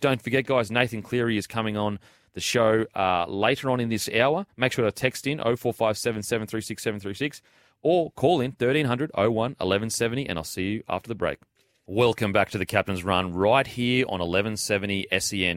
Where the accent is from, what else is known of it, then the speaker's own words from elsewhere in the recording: Queensland, Australia; Being a Queenslander